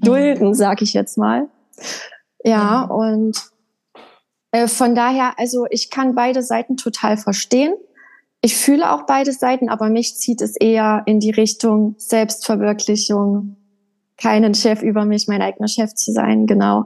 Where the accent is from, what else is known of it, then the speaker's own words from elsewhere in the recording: Erfurt, Thuringia, Germany; Also ich bin in der Landeshauptstadt von Thüringen in Erfurt geboren und habe da auch die ersten, ich glaube, vier, fünf Jahre meines Lebens verbracht, bis wir dann auf ein kleines Dorf gezogen sind.